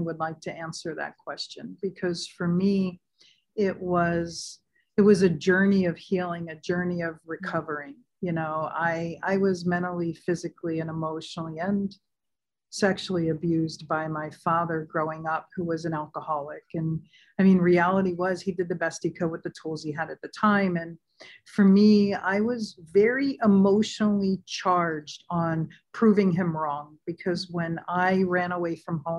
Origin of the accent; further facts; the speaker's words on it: San Diego, California, United States; moved away as an adult; living and growing up in San Diego